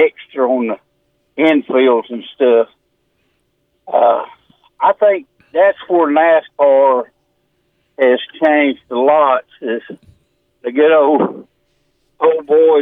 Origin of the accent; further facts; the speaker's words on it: Mayo, South Carolina, United States; I grew up in Mayo.